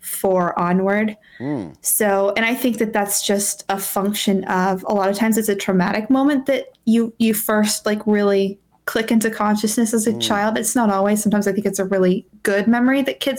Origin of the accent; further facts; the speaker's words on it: Maine, United States; moved away as an adult; also born or lived in Africa / Virginia; anyone who spent as much time of their childhood in Maine so it was like Maine and Africa, and then I moved to Virginia for college